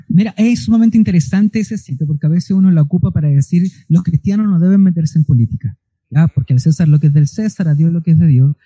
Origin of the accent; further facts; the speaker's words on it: Chile; como chilenos